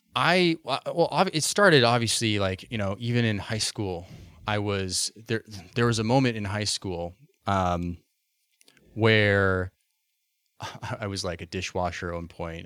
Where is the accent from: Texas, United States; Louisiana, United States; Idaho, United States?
Idaho, United States; Boise; moved away; I grew up in Boise, Idaho originally